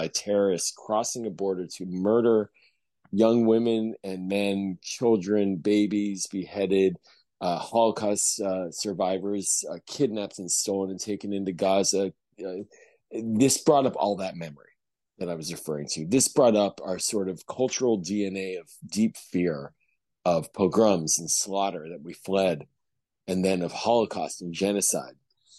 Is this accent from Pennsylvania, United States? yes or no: yes; Pittsburgh, Pennsylvania, United States; now in Maryland, United States; I grew up in Pittsburgh, which was the scene of the most horrific mass murder of Jews in the United States in my neighborhood in Squirrel Hill.